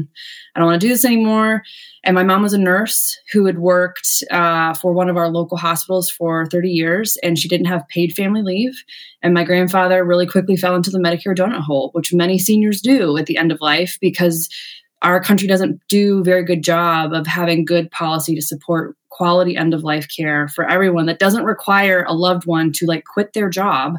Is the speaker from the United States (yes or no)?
yes; Ohio, United States; moved away as an adult; also born or lived in Washington, D.C.; I met my hometown congresswoman and worked for Betty Sutton for a few years, both in DC and Ohio